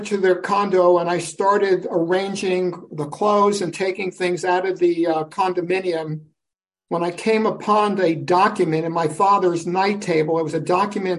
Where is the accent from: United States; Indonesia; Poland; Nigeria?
United States; New York City, New York; I'm the only native born in my family tree. I was born in Brooklyn, New York